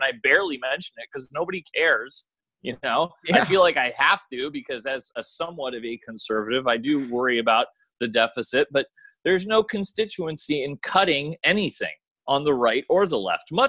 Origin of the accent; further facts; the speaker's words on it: United States; I was born in the United States